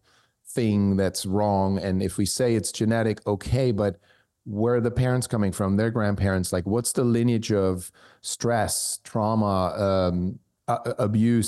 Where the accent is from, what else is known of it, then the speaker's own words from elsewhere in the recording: Switzerland; moved away; I was born in Switzerland, I speak German